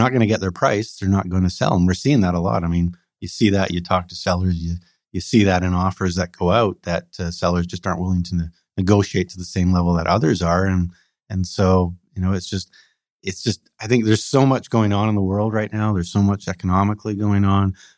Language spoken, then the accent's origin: English; Coquitlam, British Columbia, Canada; I grew up in the Tri-Cities in Coquitlam, so I know the area very well